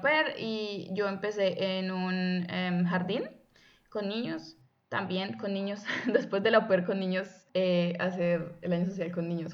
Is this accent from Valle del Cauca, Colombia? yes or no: yes; Buga, Valle del Cauca, Colombia; moved away as an adult; now in Germany; provengo originalmente de Colombia, de la ciudad de Buga, cerquita a Cali